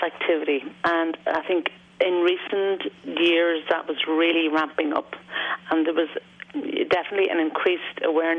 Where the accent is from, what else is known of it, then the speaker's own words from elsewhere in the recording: United States; Yeah, but no, I'm a visitor from the States last week, actually.